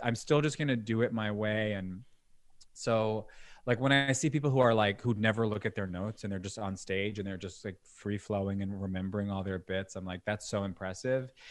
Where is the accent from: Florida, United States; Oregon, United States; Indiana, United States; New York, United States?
New York, United States; Long Island; also born or lived in Brooklyn, New York; me being born in Brooklyn, but then when I was six, I moved to Long Island